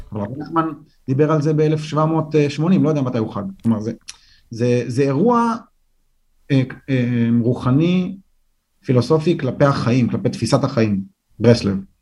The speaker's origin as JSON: {"language": "Hebrew", "town": "Jerusalem", "region": "Jerusalem District", "country": "Israel", "tie": "born or raised there", "said": "אני גדלתי ברחוב כובשי קטמון"}